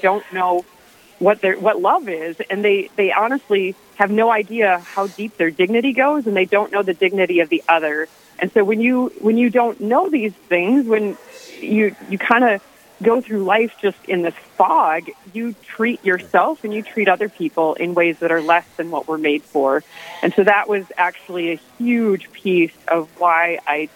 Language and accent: English; Minneapolis, Minnesota, United States; I am from Northeast Minneapolis, born and raised. Still live around here